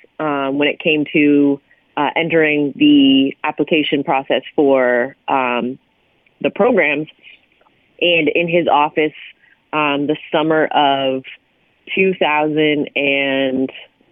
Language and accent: English; Hamilton, Ontario, Canada; my hometown, which is McMaster University